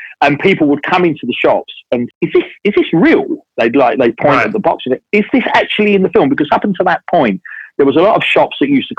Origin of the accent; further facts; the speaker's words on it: London, United Kingdom; moved away as an adult; now in Brighton, United Kingdom; I'm not from Brighton. I've been here 20 years, but grew up in central London and went to school in London.